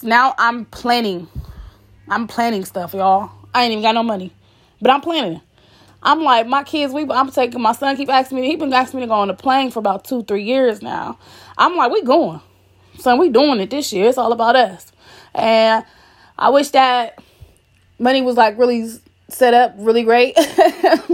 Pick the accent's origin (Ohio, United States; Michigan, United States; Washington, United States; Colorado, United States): Ohio, United States; Columbus; We are from Columbus, Ohio, the west side